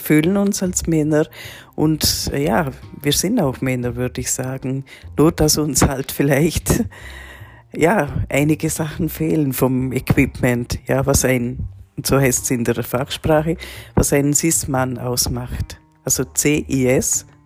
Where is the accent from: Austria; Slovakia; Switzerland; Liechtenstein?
Liechtenstein; born there; ich bin 1975 in Liechtenstein geboren worden als Frau